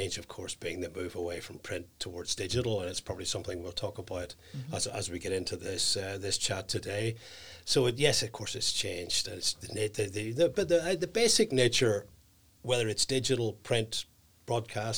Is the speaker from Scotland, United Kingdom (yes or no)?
no; Belfast, Northern Ireland, United Kingdom; I'm from East Belfast, born and bred in East Belfast